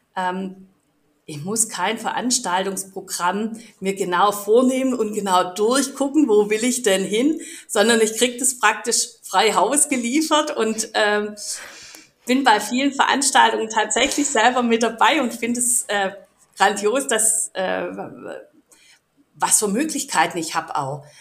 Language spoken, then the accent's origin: German; Stuttgart, Baden-Württemberg, Germany; als Stuttgarter